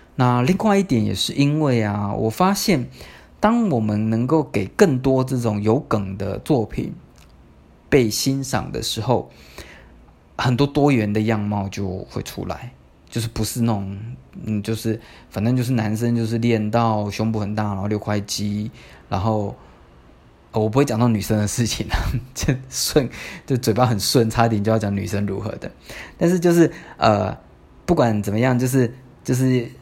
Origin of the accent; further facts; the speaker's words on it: Tamsui, New Taipei, Taiwan; 我念师大附中嘛，但是我家在淡水